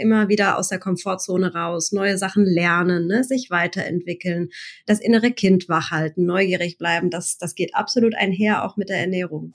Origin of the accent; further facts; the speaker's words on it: Mannheim, Baden-Württemberg, Germany; also born or lived in Bergstraße; Ich bin gebürtige Monomerin, also äh, in und um Mannheim herum